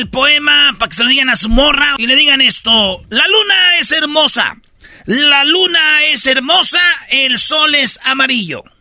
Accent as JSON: {"language": "Spanish", "region": "Michoacán", "country": "Mexico", "said": "Sí, es que, sí, sí, es que esos muchachos, pues, son de allá de, la Ciudad de México. Yo soy, pues, de Michoacán. Somos de Michoacán"}